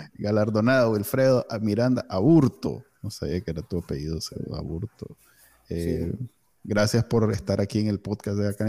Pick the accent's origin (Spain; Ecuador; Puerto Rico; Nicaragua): Nicaragua; Managua; soy egresado del Colegio Alemán